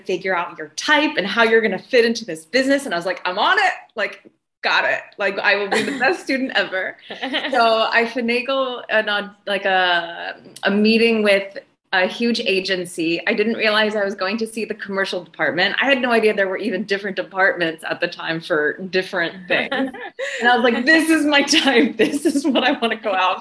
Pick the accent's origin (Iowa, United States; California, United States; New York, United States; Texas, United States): New York, United States; moved away as an adult; now in Los Angeles, United States; I was born in Queens, New York. I've been in LA for 12 years